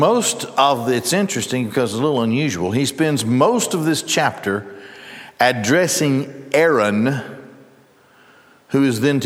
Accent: Gadsden, Alabama, United States; I grew up in Gadsden, and the labor union of Goodyear

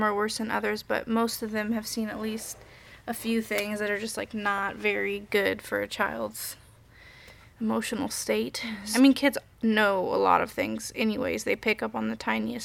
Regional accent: Indianapolis, Indiana, United States; also born or lived in Japan / South Korea; now in Bloomington, United States; I'm from Indianapolis, but I've been living in Bloomington I lived here for like 6 years

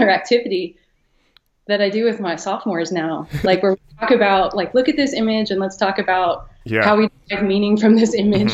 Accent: Columbus, Ohio, United States; I grew up in Columbus, Ohio

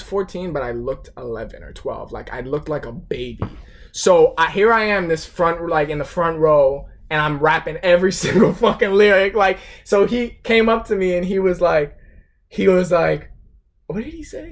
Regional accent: South Florida, United States; I'm from South Florida

